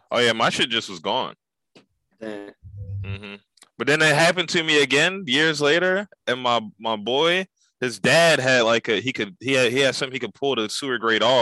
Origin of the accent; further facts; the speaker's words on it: Philadelphia, Pennsylvania, United States; Where you from? I'm from. I'm from Philly.